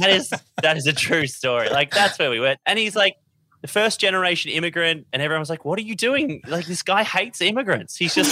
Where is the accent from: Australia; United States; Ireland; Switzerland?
Australia; I'm not a huge tennis fan. I'm an Australian tennis fan.